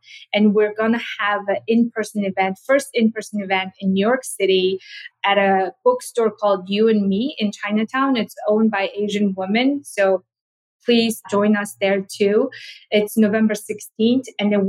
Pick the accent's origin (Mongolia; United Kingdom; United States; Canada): Mongolia; moved away; also born or lived in South Korea; So growing up in Mongolia, I didn't get to eat a lot of fruit because it's just so expensive and we don't have a lot. And when I first moved to South Korea